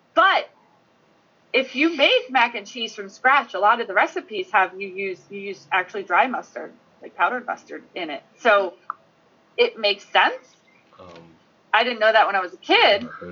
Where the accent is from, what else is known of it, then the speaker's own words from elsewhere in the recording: New Jersey, United States; moved away as an adult; now in New Hampshire, United States; am from South Jersey. Okay, I moved to New Hampshire like 10 years ago, and I live in the middle of nowhere in New Hampshire now